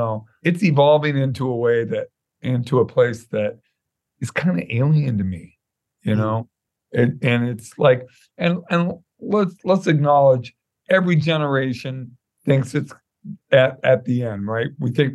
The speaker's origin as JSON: {"language": "English", "town": "Santa Monica", "region": "California", "country": "United States", "tie": "born or raised there", "lives_now": "Pasadena, United States", "said": "I was born in Santa Monica Hospital and grew up in Santa Monica off and on. Lived in the housing project in Culver City, which is about 10 miles away. But yeah, I'm a West Side boy."}